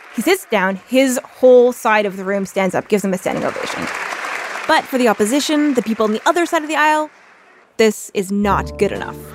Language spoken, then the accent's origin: English; Canada; moved away as an adult; now in United States; I am Canadian